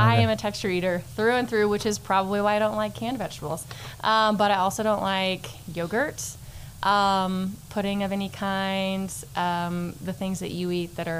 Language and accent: English; Canyon, Texas, United States; also born or lived in Houston, Texas; now in Amarillo, United States; I'm actually from here originally. So from Canyon, Texas, grew up here, moved off, went to A&M, then met my husband. Yes. Go Aggies. Met my husband. We moved to Houston. We lived there for a while and moved back to Amarillo for this job specifically.